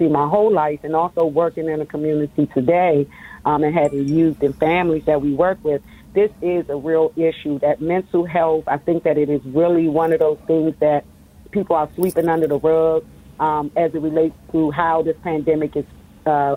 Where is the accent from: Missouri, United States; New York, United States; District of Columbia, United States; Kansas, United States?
District of Columbia, United States; Washington; I'm a native Washingtonian and I grew up in Ward 7 and Ward 8